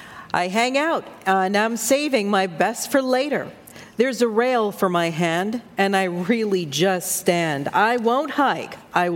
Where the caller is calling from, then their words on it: Fairfield, Connecticut, United States; I'm calling from Fairfield, Connecticut.